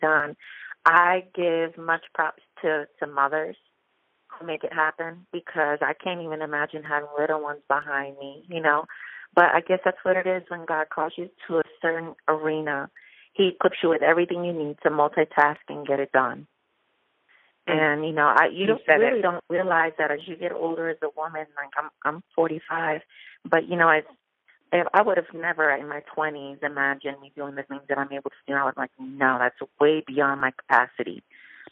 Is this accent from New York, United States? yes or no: yes; New York, United States; now in Orlando, United States; I'm originally from New York. I'm Puerto Rican, and I've been living here in Orlando, Florida for about 23 years